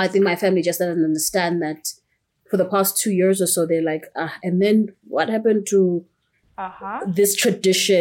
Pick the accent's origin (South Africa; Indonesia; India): South Africa; Pietermaritzburg, KwaZulu-Natal; moved away; I'm from Pietermaritzburg, which is in the east coast of South Africa